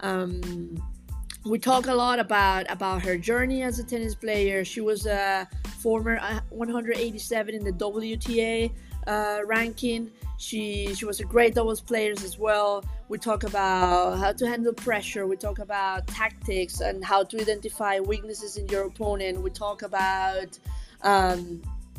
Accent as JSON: {"language": "English", "country": "Venezuela", "moved": "yes", "lives_now": "Hong Kong", "said": "I'm from Venezuela. I'm currently working in Hong Kong in a tennis academy."}